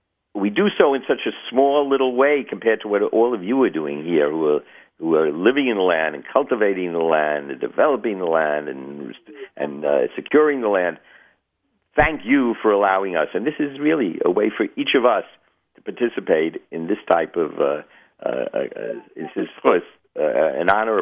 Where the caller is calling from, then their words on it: Florida, United States; I'm calling from Florida.